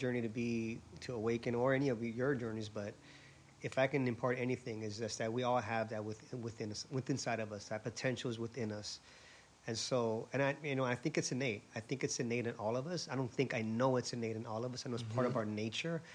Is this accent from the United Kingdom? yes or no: no; Honolulu, Hawaii, United States; moved away as an adult; also born or lived in San Diego; I was born and raised in Honolulu, Hawaii